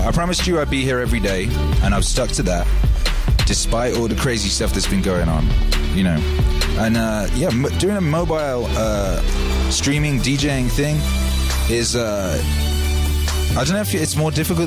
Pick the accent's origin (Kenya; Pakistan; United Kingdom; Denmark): United Kingdom; Wales; moved away; also born or lived in Los Angeles; where I grew up in Wales